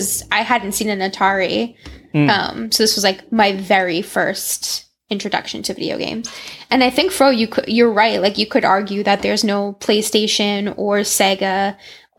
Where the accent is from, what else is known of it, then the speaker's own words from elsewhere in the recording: Salem, United States; I grew up on Highland Ave in Salem